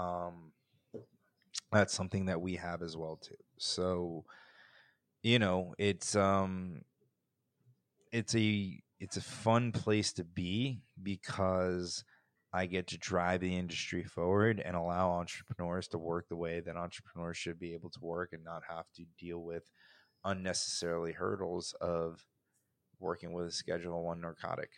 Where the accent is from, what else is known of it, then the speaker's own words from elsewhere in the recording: New Jersey, United States; now in Florida, United States; I grew up in New Jersey